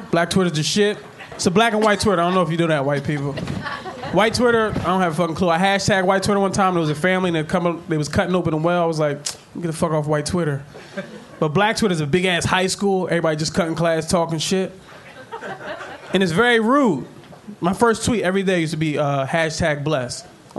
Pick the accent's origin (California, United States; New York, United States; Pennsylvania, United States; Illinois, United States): Pennsylvania, United States; Philadelphia; growing up in West Philly